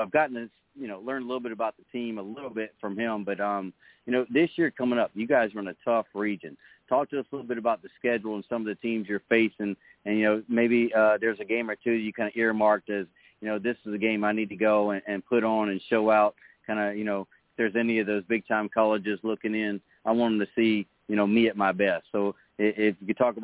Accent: Neil's Crossroads, South Carolina, United States; I grew up down around Neil's Crossroads, down on Horseshoe Creek

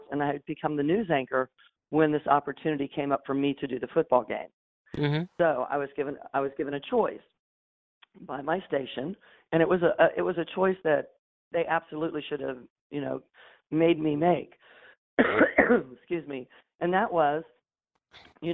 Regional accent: Tampa, Florida, United States; being in my hometown, raising my family

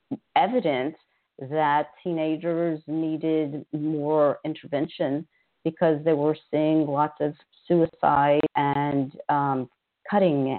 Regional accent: Louisiana, United States; now in Houston, United States; I grew up in Louisiana, we had mental health centers in every parish

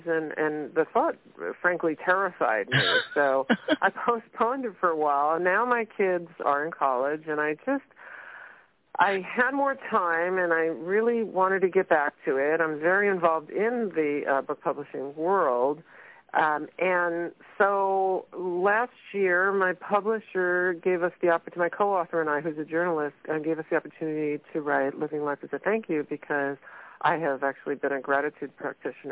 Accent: New York City, New York, United States; moved away as an adult; now in San Francisco Bay Area, United States; I grew up in Brooklyn, New York, but I moved out to the San Francisco Bay Area when I was 19

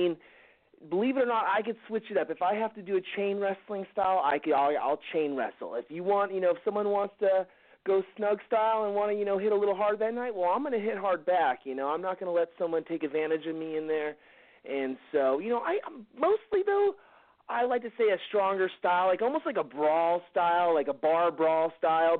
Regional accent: Southern California, United States; I'm from Southern California

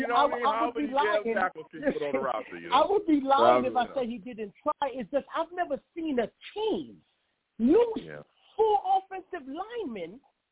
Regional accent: New York City, New York, United States; now in Connecticut, United States; I'm born and raised in the Bronx, New York. New York. I live in Connecticut right now.

